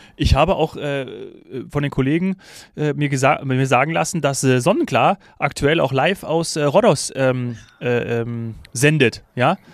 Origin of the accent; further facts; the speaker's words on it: Bavaria, Germany; für mich als Bayer